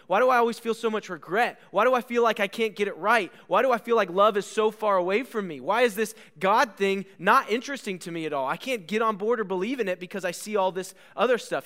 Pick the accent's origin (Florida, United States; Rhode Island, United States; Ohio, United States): Ohio, United States; Bellville; moved away; I grew up in Ohio